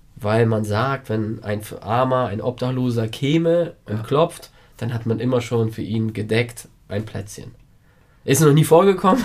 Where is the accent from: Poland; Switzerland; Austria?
Poland